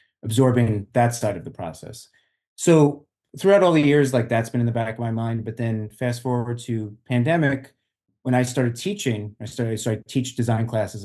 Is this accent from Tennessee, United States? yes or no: no; Long Island, New York, United States; now in Jersey City, United States; I'm actually originally from Long Island, and I basically moved from Long Island to Jersey City